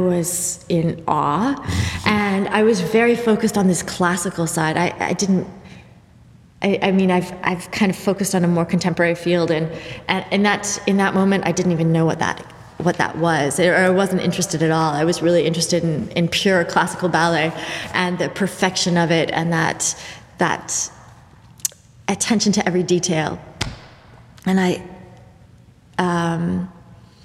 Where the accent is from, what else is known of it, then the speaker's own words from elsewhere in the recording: Vancouver, British Columbia, Canada; also born or lived in Montreal / Madrid / Netherlands; Grew up here in Vancouver, and I danced here for years.